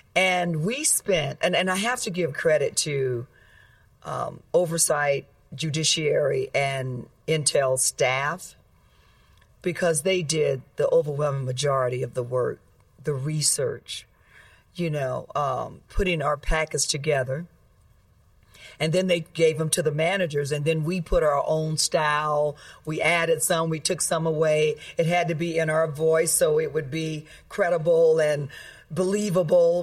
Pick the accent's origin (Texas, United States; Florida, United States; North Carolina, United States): Florida, United States; I grew up in Florida, so I know Florida well